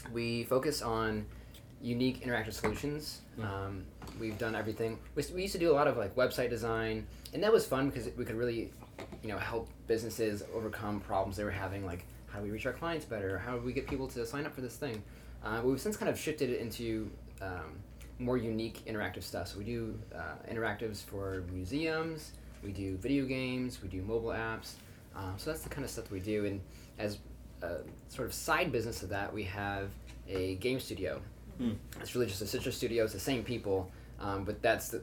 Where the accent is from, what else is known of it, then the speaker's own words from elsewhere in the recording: St. Clair, Missouri, United States; moved away as an adult; now in St. Louis, United States; We grew up in St. Clair, Missouri.